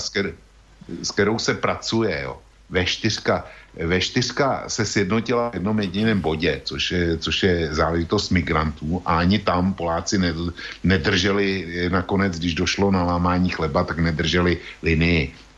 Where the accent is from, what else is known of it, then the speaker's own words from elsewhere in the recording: Czechia; U nás v Čechách